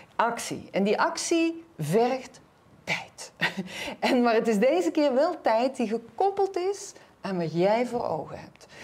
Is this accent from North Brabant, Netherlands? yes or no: yes; North Brabant, Netherlands; Ik ben Brabantse